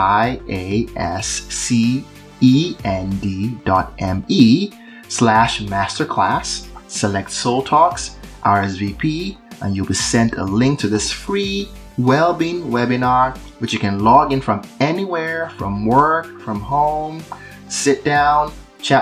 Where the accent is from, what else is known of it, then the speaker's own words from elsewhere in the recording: Nigeria; moved away; I'm Nigerian. So I grew up in Nigeria